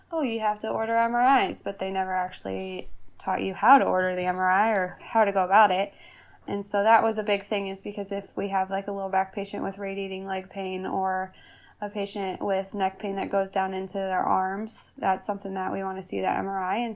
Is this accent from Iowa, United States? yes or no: yes; Oelwein, Iowa, United States; So I actually so moved back to my hometown here in Oelwein.